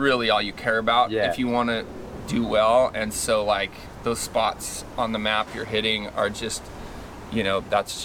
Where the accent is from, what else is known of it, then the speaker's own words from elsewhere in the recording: Ojai, California, United States; We grew up in Ojai